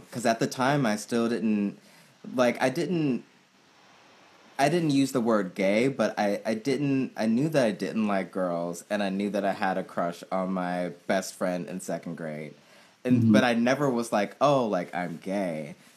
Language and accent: English; Oakland, California, United States; I grew up in the Bay Area in Oakland, California